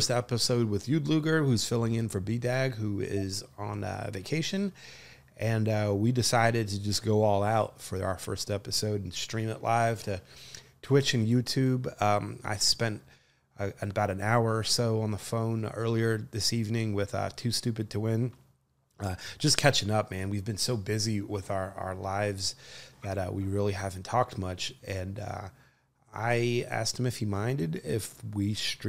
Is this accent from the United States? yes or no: yes; New Jersey, United States; I was born and raised in New Jersey, South Jersey